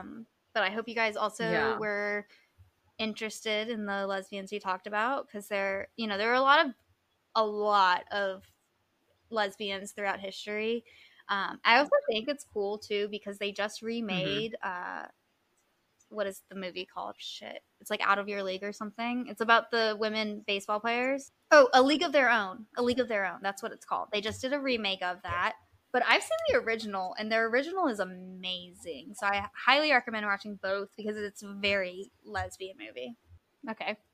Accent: Hawaii, United States; I was born in Hawaii. My mom was raised in Hawaii. I have a Hawaiian name. I'm not indigenously Hawaiian

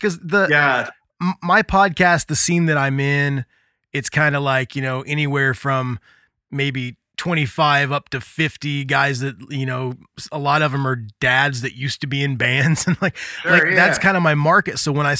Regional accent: Indiana, United States; growing up in Indiana, being in punk bands

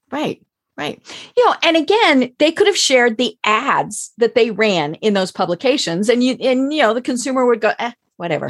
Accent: Denver, Colorado, United States; now in Atlanta, United States; I'm from Denver, where for many years we had the Rocky Mountain News and the Denver Post

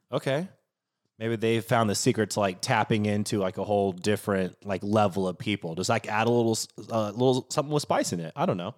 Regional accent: Pacific Northwest, United States; now in New Orleans, United States; I grew up in the Pacific Northwest

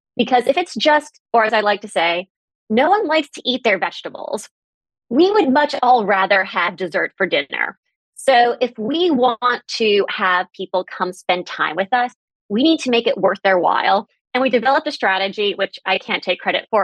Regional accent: New York City, New York, United States; now in Boston, United States; I grew up in Manhattan and I now live in Boston

